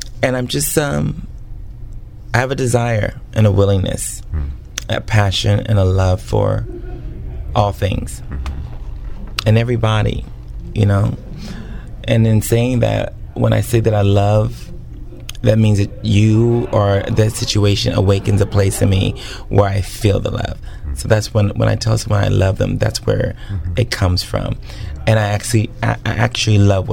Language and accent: English; Oceanside, California, United States; also born or lived in Bakersfield, California / Camp Pendleton, California; I was raised in Oceanside.